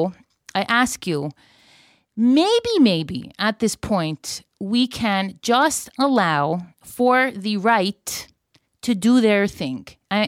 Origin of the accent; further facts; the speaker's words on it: Florida, United States; now in Israel; I've been living in Israel. I've been living here for 5 years. I grew up in Florida.